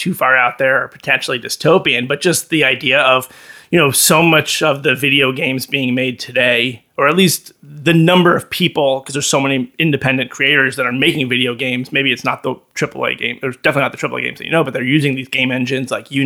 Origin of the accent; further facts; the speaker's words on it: Chappaqua, New York, United States; moved away; I grew up in Chappaqua, home to the Clinton family